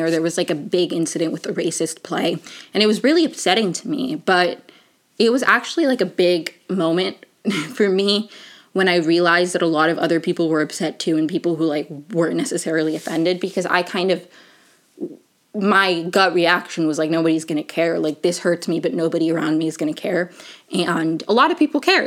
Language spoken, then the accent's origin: English; Venezuela; moved away; also born or lived in Maryland; I'm from Venezuela